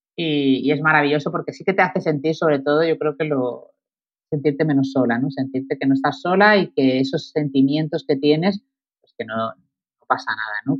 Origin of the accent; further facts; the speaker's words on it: Málaga, Andalusia, Spain; moved away as an adult; also born or lived in Madrid; la decisión última que he tomado de venirme a mi Tierra Santa, a Málaga, a vivir